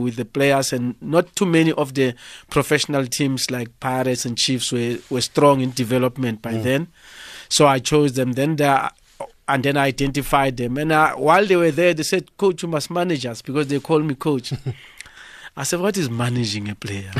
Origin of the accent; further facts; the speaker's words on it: Soweto, Gauteng, South Africa; I'm originally born and brought up in Sinawane